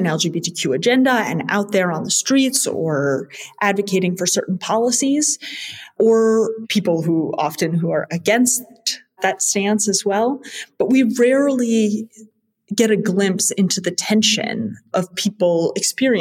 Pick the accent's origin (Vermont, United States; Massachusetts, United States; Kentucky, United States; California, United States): Vermont, United States; moved away as an adult; also born or lived in India; now in Belgium; I am from the US. I spent the last 5 years working full-time as a politics and healthcare reporter in my home state of Vermont